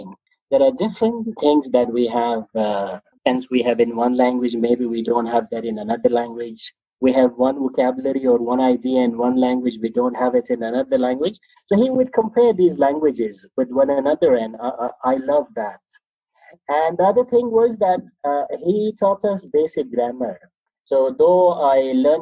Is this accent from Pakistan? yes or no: yes; Pakistan; first language Pashto; English is a second language; also born or lived in Dubai; I'm from Pakistan. My first language is Pashto.